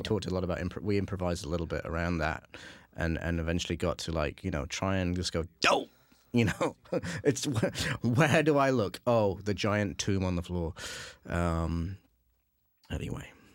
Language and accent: English; England, United Kingdom; being from England